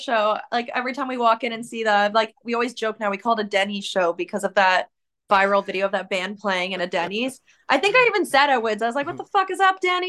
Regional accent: Canada; I'm from Canada

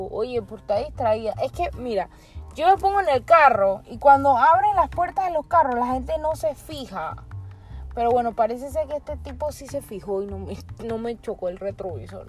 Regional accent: Panama; nosotros como panameños

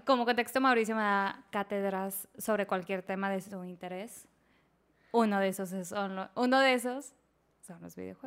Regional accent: Monterrey, Nuevo León, Mexico; nosotros somos de Monterrey

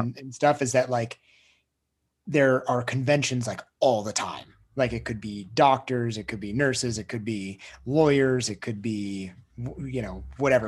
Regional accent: United States; I grew up in Lake Tahoe

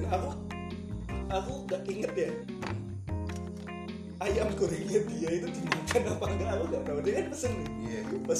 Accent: Java, Indonesia; accent: Javanese (medok); Kan kalau logat gue Jawa banget gitu kan medok banget kan ah. jadi kan mereka nggak naruh curiga yeah.

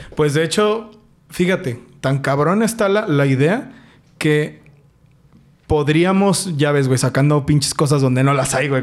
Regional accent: Mexico; nuestra tierra es chingona, nuestra tierra es, es México, güey. O sea, como mexicanos podemos

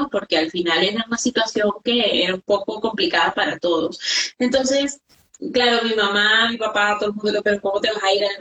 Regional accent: Venezuela; moved away; also born or lived in Ecuador; Entonces, claro, yo tenía miedo porque además me fui a Ecuador, o sea, yo salí de Venezuela a Ecuador.

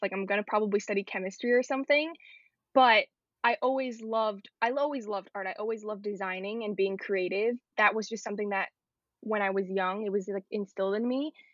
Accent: New York City, New York, United States; I grew up in Queens, and that's where I am

